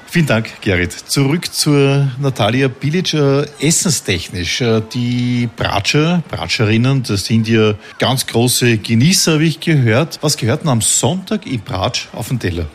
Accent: Vienna, Austria; ich selbst bin ja Wiener.

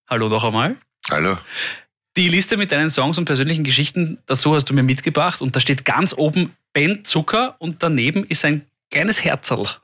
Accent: Vienna, Austria; Ich bin ich selber auch. aufgewachsen in Favoriten, das heißt, das verbindet uns schon einmal.

